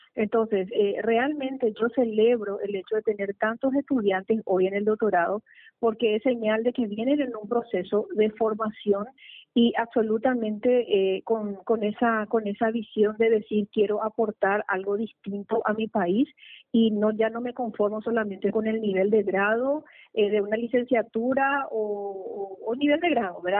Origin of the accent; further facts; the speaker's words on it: Paraguay; nuestro querido Paraguay